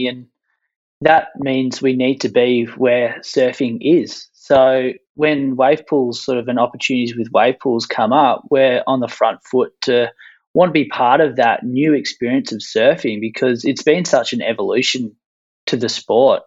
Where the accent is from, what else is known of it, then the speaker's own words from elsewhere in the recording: Point Leo, Victoria, Australia; I grew up on the beach on the Mornington Peninsula, a small little town called Point Leo, surfing every single day